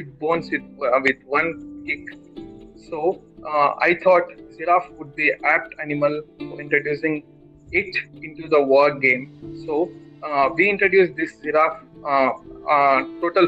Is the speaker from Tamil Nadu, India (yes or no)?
no; Kadapa, Andhra Pradesh, India; also born or lived in Bangalore; I am from Kadapa, Andhra Pradesh